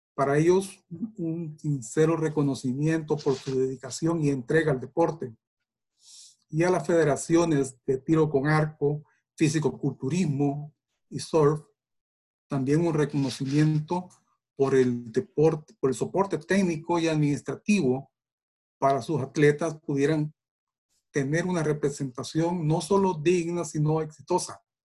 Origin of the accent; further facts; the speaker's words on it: El Salvador; somos salvadoreños y salvadoreñas